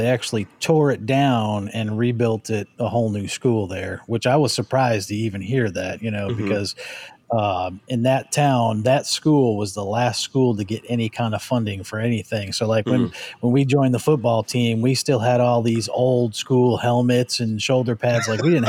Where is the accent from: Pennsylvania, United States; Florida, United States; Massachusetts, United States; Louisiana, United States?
Massachusetts, United States; Chicopee; I grew up in Chicopee, Massachusetts.